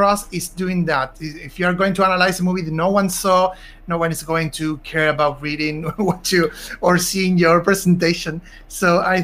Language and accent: English; Argentina; I'm from Argentina